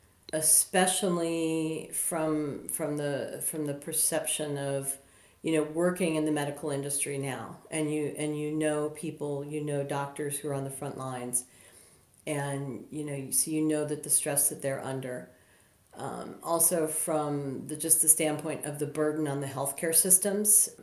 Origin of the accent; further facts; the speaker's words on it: United States; moved away as an adult; an American coming over here some 20 years ago